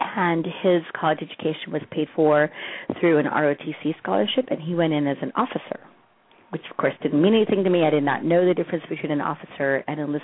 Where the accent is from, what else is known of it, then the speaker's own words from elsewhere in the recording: Colorado, United States; moved away; also born or lived in Texas / Berkeley, California; My parents came from Mexico. I was born in Texas. I was raised in Colorado